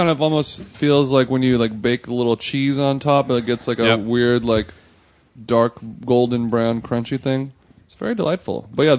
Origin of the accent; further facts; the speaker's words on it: Huntington Beach, California, United States; where we grew up in Huntington Beach